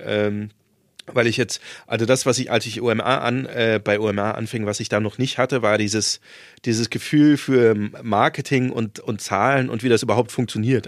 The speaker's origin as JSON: {"language": "German", "region": "Saarland", "country": "Germany", "tie": "born or raised there", "also_born_or_lived": "Marburg / Hamburg", "moved": "yes", "said": "ich bin zwar auf dem Dorf äh, aufgewachsen im, im Saarland"}